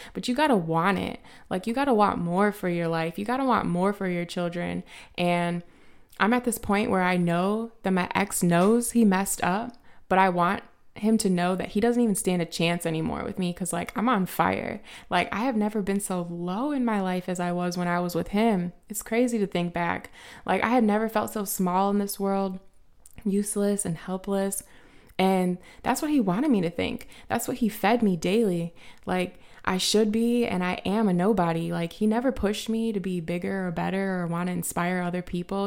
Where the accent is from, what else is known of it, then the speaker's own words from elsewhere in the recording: Highland, Indiana, United States; I grew up in a small town, um, outside of Chicago called High Land.